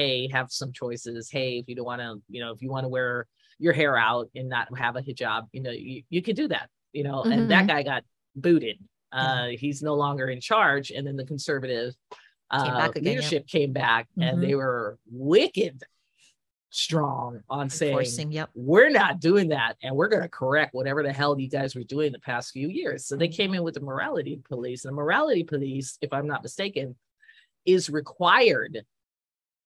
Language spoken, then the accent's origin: English; United States; As an American looking in.